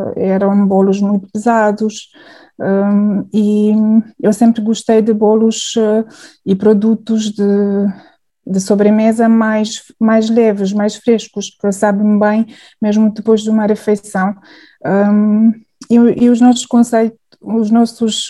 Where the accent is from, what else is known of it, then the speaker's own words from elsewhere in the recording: Hungary; Portuguese is a second language; moved away as an adult; now in Portugal; eu sou húngara